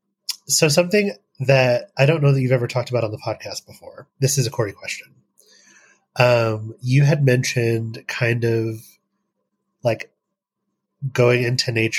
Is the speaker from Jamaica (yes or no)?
no; Appalachia, United States; as an Appalachian